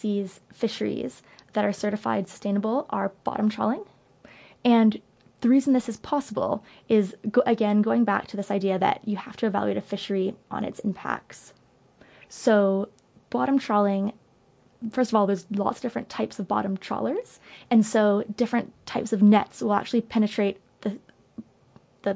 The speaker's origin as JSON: {"language": "English", "country": "Canada", "said": "I'm Canadian"}